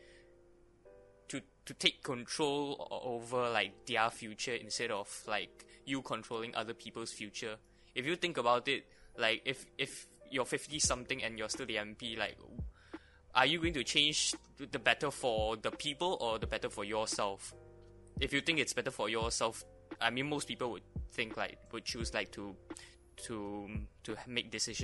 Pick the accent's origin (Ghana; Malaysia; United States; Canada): Malaysia; I am proud to be a Malaysian.